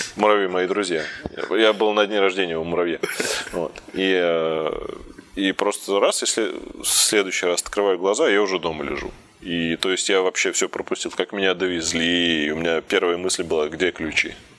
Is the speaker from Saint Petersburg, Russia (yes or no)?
no; Zelenograd, Moscow, Russia; Я сам родился в Зеленограде, это московский.